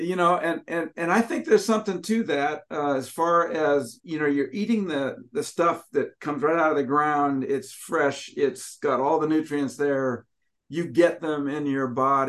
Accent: Washington, United States; I'm from Washington

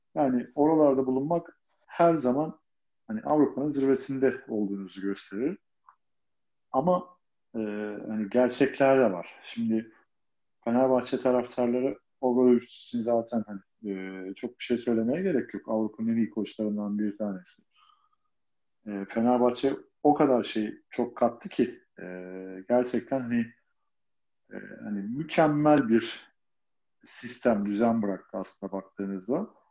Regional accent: Istanbul, Turkey; Fatih'te, Çarşamba diye geçiyor zaten orası

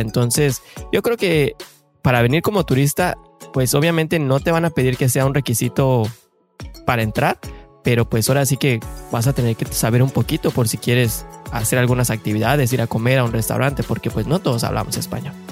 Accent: Mexico; moved away as an adult; now in Canada; somos mexicanos de corazón y que venimos a buscar ese famosísimo sueño canadiense

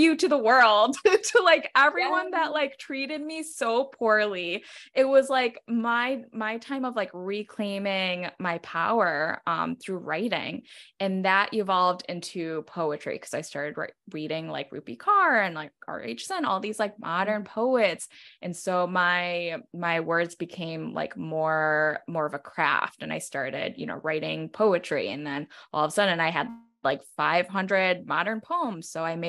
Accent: New York, United States; like being a New Yorker, like I'm filled with lots of rage.

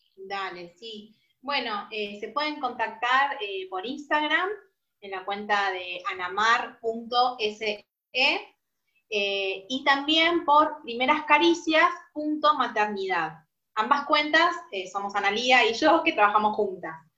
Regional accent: San Justo, Buenos Aires Province, Argentina; Nosotros somos de Buenos Aires, zona este, San Justo

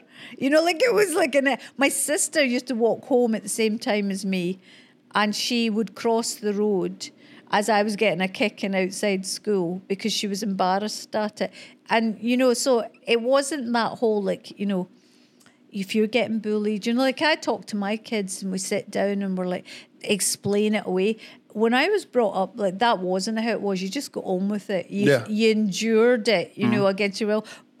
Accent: Scotland, United Kingdom; Because I'm Scottish and we're brought up in the bog of humanity

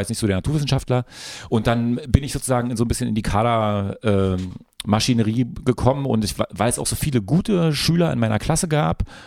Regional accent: Frankfurt, Brandenburg, Germany; moved away; also born or lived in Berlin; ich bin im Westkreuz groß geworden, Shoutout Frankfurt-Oder Westkreuz

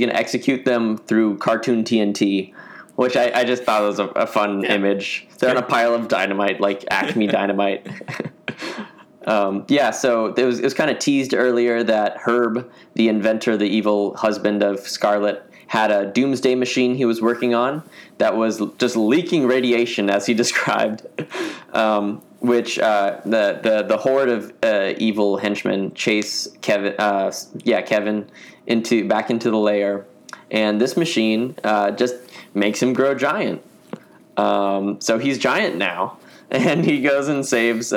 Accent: United Kingdom; moved away

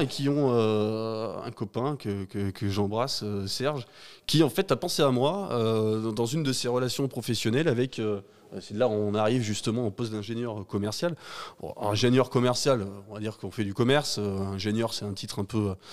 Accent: Vernoux-en-Vivarais, Auvergne-Rhône-Alpes, France; je suis, euh, assez chauvin mais je suis ardéchois

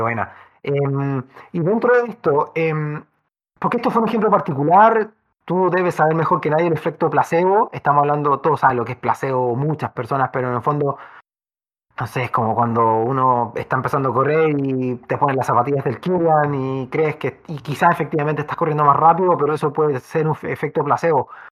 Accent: Chile; en, nuestro maravilloso país, tan vertical y con valles tan angostos

